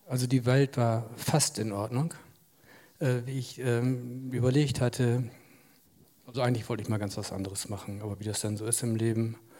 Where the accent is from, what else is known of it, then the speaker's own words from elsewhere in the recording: Jadebusen, Lower Saxony, Germany; sogar auf dem Hof, auf dem ich jetzt lebe, bin ich auch geboren, in dem Schlafzimmer, in dem ich immer noch wohne.